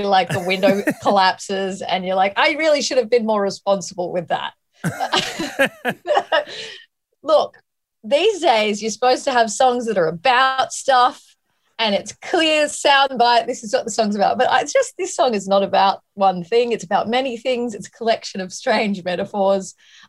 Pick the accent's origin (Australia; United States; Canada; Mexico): Australia; I wanted to get out of Australia because I felt like all I was